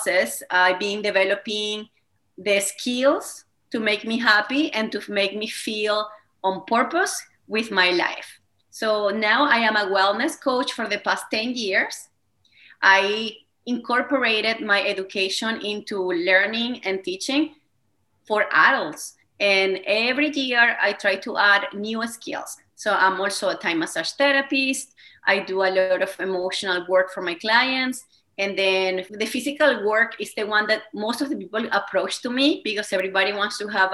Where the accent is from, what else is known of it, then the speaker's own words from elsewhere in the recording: Venezuela; accent: Spanish; first language Spanish; English is a second language; moved away as an adult; now in Canada; I have a Spanish accent. I speak Spanish as my first language. So I was born in Venezuela